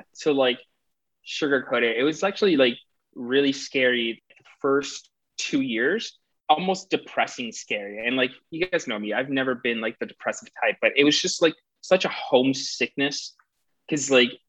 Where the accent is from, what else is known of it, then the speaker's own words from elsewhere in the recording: New York, United States; also born or lived in Puerto Rico; now in Los Angeles, United States; I come from Puerto Rico and I grew up in New York. And now I reside in Los Angeles